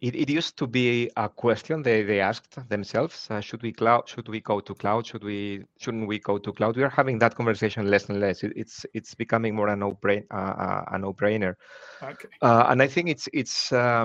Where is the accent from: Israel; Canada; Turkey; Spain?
Spain; moved away as an adult; now in Germany; originally born and raised in Spain, but living in Germany for the last 22 years.